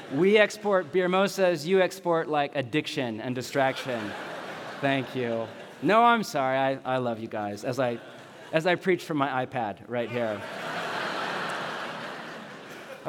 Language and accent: English; San Jose, California, United States; also born or lived in Los Gatos, California; I was born in Los Gatos, and we grew up in the San Jose area